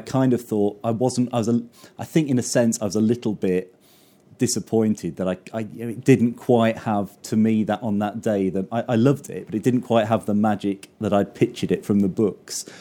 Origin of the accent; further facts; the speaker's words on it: the Fens, East of England, United Kingdom; I grew up in the Fen, so it's all, it's all kind of flat and big skies and bleak and eerie